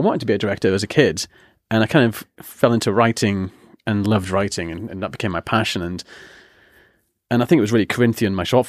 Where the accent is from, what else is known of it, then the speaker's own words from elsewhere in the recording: Yarm, North East England, United Kingdom; He lives in Ingleby, Barwick, or Barwick, as we call it in Yarm. {S0} Yeah. {S2} And I'm from Yarm.